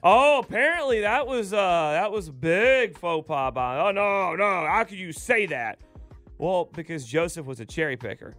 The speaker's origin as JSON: {"language": "English", "town": "Dallas", "region": "Georgia", "country": "United States", "said": "I'm from Dallas, Georgia"}